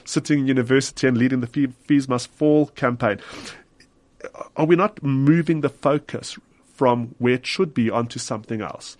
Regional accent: South Africa; as a Jew living in South Africa, we, proudly South African

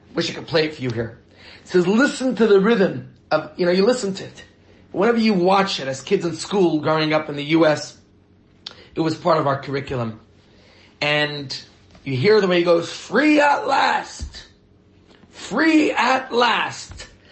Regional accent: New York, United States; now in Johannesburg, South Africa; I grew up in New York

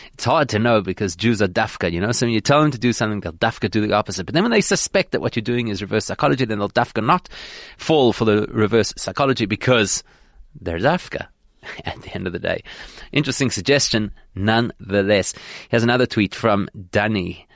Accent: South Africa; as a South African Jewish community

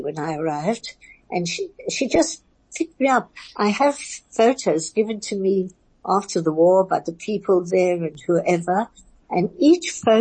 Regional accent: England, United Kingdom; English is a second language; moved away; also born or lived in Belgium; I come from England

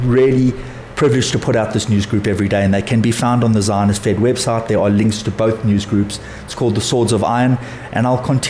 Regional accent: South Africa; as South African Jews

